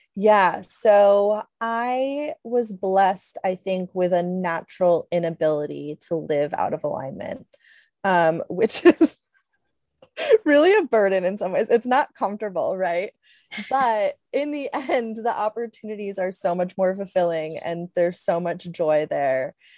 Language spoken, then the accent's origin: English; Connecticut, United States; moved away as an adult; also born or lived in Switzerland / Alaska; I grew up in Connecticut